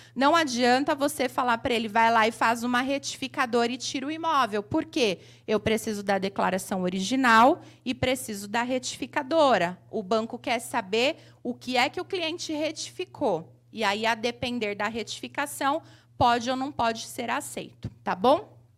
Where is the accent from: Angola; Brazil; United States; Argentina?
Brazil; Mauá, São Paulo; sou de Mauá, aqui, ABC Paulista.